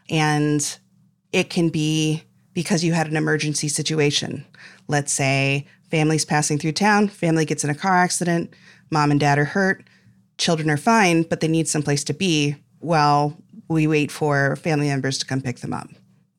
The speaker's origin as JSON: {"language": "English", "region": "Illinois", "country": "United States", "tie": "born or raised there", "said": "I grew up near Champaign-Urbana, Illinois, which is also the home of the, you know, state's biggest public university and a couple hospital systems."}